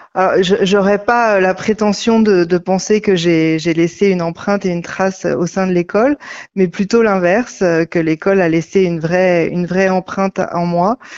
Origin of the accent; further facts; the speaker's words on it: Finistère, Brittany, France; also born or lived in Rennes; je suis très attachée au Finistère